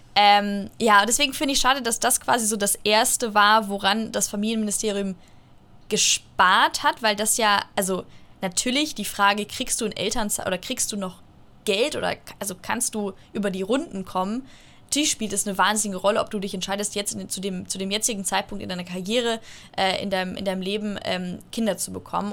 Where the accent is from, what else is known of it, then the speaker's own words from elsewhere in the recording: Munich, Bavaria, Germany; ich komme aus München